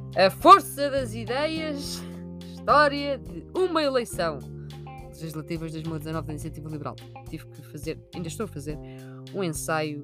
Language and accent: Portuguese; Sintra, Lisbon, Portugal; Eu sou de Sintra